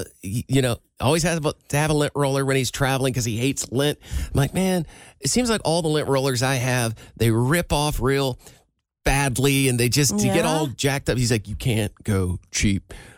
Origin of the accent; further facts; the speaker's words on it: Iowa, United States; I am from Iowa. I am nowhere near the South.